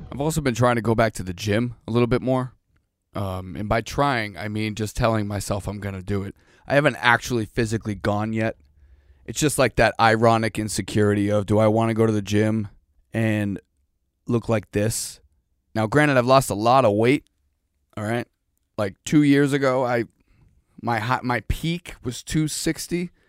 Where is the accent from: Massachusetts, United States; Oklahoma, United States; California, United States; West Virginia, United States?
Massachusetts, United States; Boston; I'm from Boston. Like you don't see javelinas just running around.